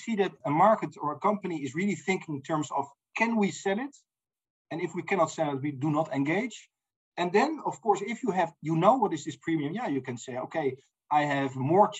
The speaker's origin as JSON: {"language": "English", "country": "Netherlands", "said": "I'm from the Netherlands"}